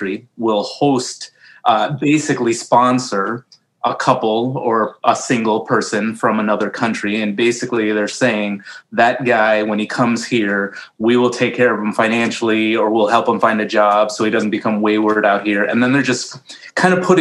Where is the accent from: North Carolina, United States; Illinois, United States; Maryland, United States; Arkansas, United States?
Illinois, United States; moved away as an adult; now in Iowa, United States; I was born in Illinois